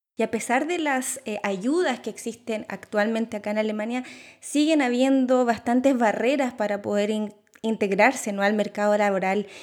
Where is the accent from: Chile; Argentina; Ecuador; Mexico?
Chile; now in Germany; yo vengo de Chile